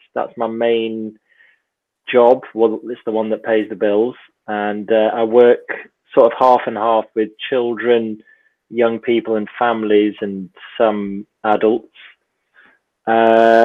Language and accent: English; Manchester, North West England, United Kingdom; now in London, United Kingdom; So we're actually planning to move back up north. I'm originally from Manchester